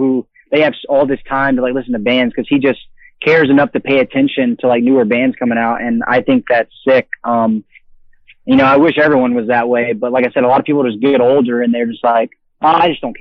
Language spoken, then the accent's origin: English; Florida, United States; I'm from Florida